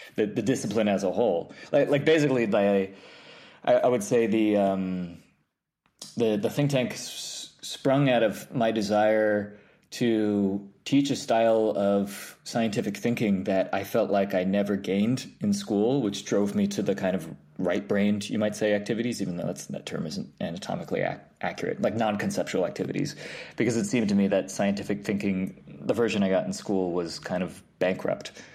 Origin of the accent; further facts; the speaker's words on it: New York, United States; I grew up in New York, um, upstate. Well, well, technically upstate, like an hour above the city, and then I went to the city for college.